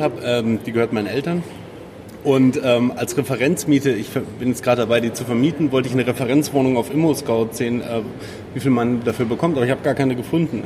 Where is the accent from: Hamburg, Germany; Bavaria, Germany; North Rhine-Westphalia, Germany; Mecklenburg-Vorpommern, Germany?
Bavaria, Germany; Munich; ich komme aus München, ich habe meine alte Wohnung